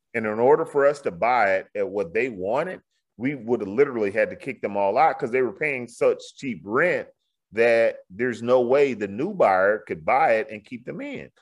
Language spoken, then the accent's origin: English; Houston, Texas, United States; in my old neighborhood, all of a sudden in, in the Bloody Nickel, I'm from Fifth Ward, they call this area the Bloody Nickel.